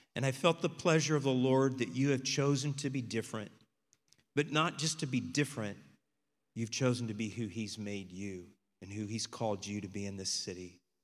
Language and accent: English; Texas, United States; we're from Texas